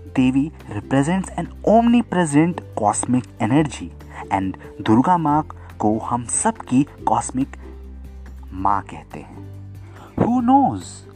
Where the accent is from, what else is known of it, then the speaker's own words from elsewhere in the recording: Bihar, India; हमारे गांव यानी बिहार में